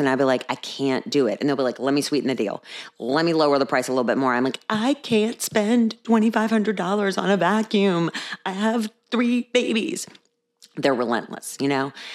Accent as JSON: {"language": "English", "region": "Virginia", "country": "United States", "also_born_or_lived": "Texas", "accent": "Alabama", "said": "I am not from Alabama. I am from Virginia. I was not born in Richmond, but I am from Virginia."}